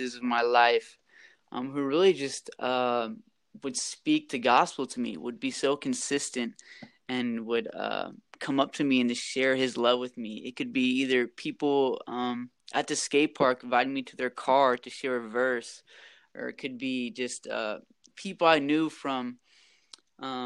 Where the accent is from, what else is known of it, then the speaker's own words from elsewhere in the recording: Rock Island, Illinois, United States; moved away as an adult; also born or lived in Latin America; now in Dominican Republic; I'm from the Quad Cities. I grew up in Rock Island. So I lived here until I was about 18